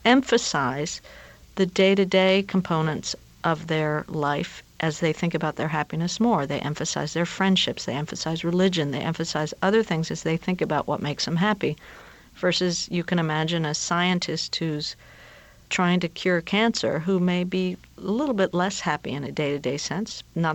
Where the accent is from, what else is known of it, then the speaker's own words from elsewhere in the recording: Peru; This is well before I worked on happiness, and I'm from Peru